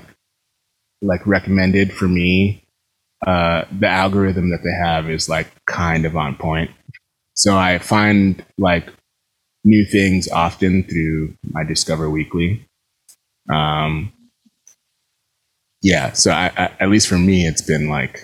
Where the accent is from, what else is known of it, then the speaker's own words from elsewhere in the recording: New York, United States; I grew up in New York